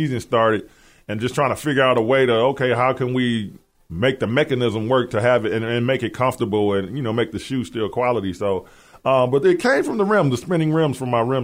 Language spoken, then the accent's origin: English; Milwaukee, Wisconsin, United States; also born or lived in Flint, Michigan; I'm from Milwaukee